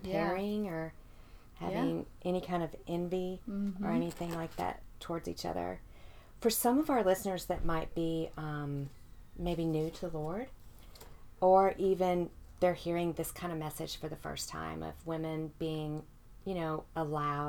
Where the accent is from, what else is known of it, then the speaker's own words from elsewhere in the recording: Mississippi, United States; born and bred in Mississippi